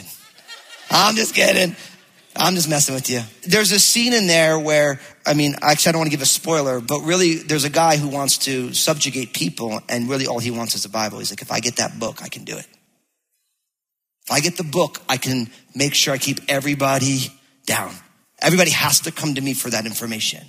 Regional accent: New Jersey, United States; now in Battle Ground, Washington, United States; because I'm from New Jersey

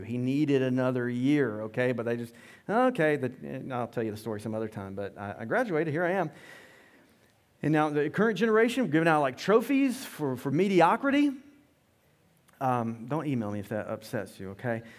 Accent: Loganville, Georgia, United States; We grew up in Loganville

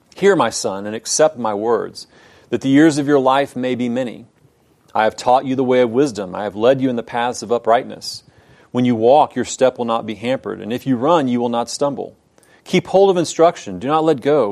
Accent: Houston, Texas, United States; I grew up in Houston

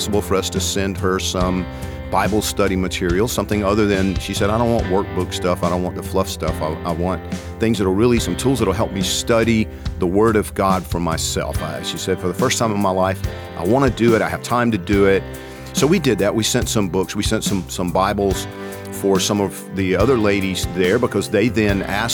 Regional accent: Georgia, United States; moved away; I'm from Georgia

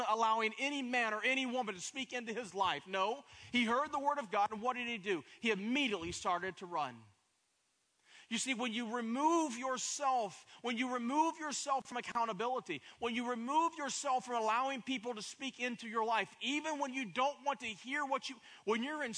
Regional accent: Pigeon Forge, Tennessee, United States; moved away as an adult; also born or lived in Plano, Texas; The town that I am from is Pigeon Forge, Tennessee, has 5,000 people in the city

